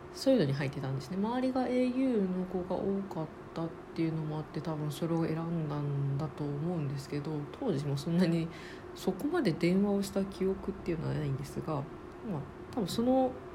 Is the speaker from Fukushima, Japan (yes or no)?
no; Osaka, Japan; now in Tokyo, Japan; 東京に住んでます大阪出身です